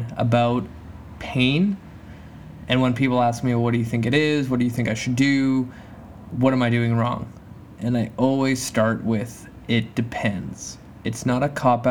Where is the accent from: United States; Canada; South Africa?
Canada; moved away; my home country, Canada